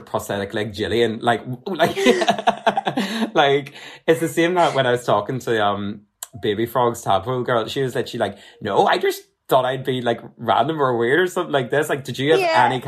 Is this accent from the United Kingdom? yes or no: yes; Armagh, Northern Ireland, United Kingdom; I'm originally from Armagh